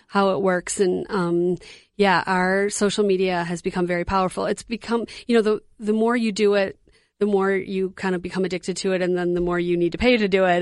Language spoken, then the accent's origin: English; Detroit, Michigan, United States; moved away as an adult; now in Twin Cities, United States; I grew up in Detroit, but I've lived here in the Twin Cities for twenty-six, twenty-seven years